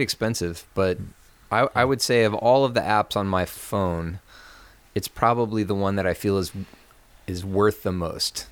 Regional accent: Lexington, Kentucky, United States; I grew up in Lexington, Kentucky, which is right in the middle of Kentucky

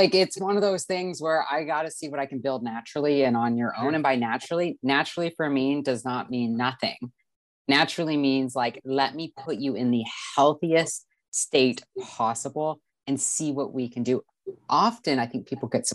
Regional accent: Canada; I'm from Canada

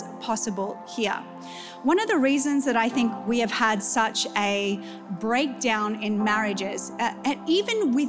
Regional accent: New Zealand; when I was growing up in New Zealand, went into ministry and marriage at 17

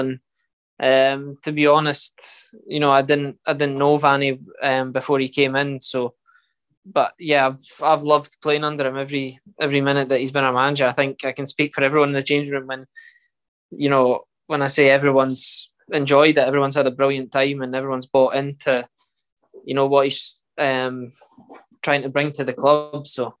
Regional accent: Scotland, United Kingdom

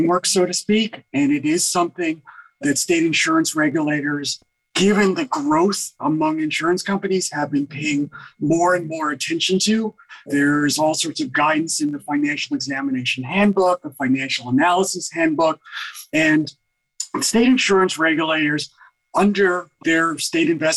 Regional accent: New York City, New York, United States; Hometown, New York City, born and raised in New York City, Manhattan General Hospital, 2nd Avenue and 17th Street

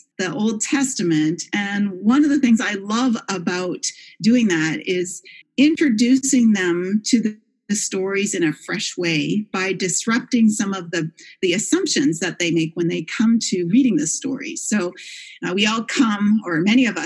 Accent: Canada; moved away as an adult; also born or lived in Kingston, Ontario / Toronto, Canada; now in Grand Rapids, United States; I come from Canada

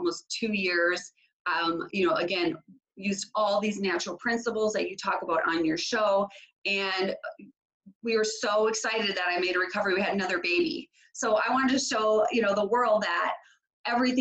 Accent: Minneapolis–Saint Paul, Minnesota, United States; So I am from the Twin Cities in Minnesota, and I was born and raised here.

